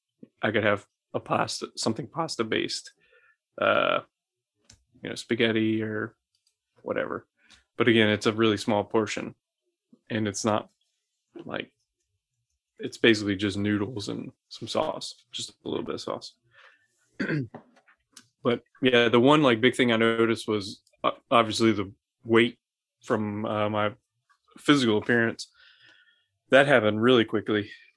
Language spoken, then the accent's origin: English; Scotland, United Kingdom; But I'm Scottish, so I'm allowed to.